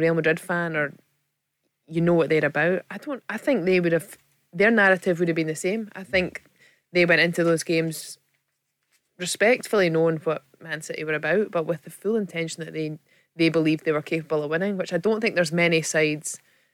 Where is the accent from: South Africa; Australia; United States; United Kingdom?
United Kingdom; Scotland; being Scottish